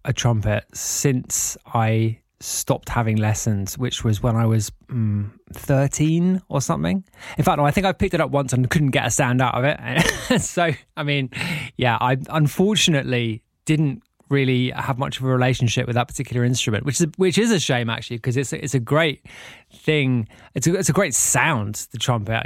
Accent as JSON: {"language": "English", "region": "London", "country": "United Kingdom", "tie": "born or raised there", "said": "I grew up in North London. I had a very typical middle class upbringing"}